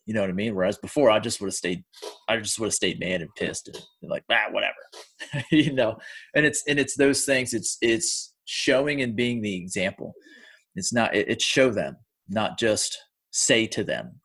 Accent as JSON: {"language": "English", "country": "United States", "said": "I'm from the United States"}